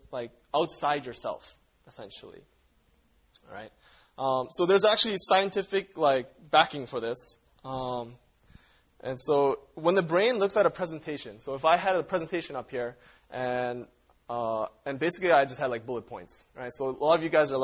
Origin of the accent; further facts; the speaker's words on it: Canada; I grew up in Canada where there's, like, a lot of Native Indians